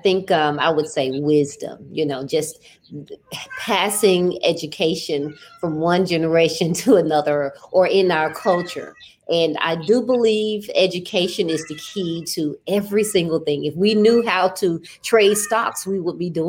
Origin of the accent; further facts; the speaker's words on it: Birmingham, Alabama, United States; moved away as an adult; also born or lived in Northridge, California; now in Atlanta, United States; I moved to Atlanta. I'm from Birmingham, Alabama. I'm a Southern girl. And I moved to Atlanta in 2001